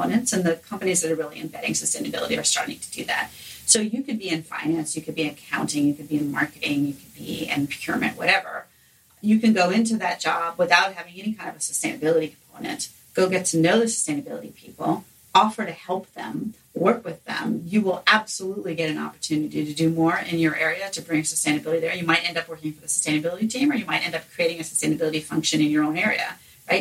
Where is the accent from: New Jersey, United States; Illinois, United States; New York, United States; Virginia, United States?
New York, United States; New York City; I grew up in New York City